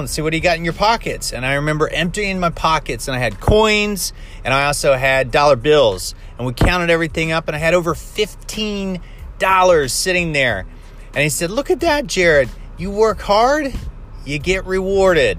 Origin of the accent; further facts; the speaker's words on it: Ohio, United States; I grew up in Midwest America, and we had, in the state of Ohio, wintertime, lots of snow